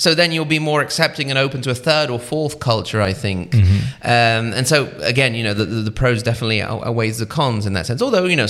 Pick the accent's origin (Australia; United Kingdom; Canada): United Kingdom; Watford, East of England; also born or lived in Italy / United States; I was born here in Italy in the Piedmont region, actually. So Piedmont, if you will, by birth. When I was very young, when I was 6 years old, the whole family moved to the UK. We lived near Watford, near sort of northwest of London.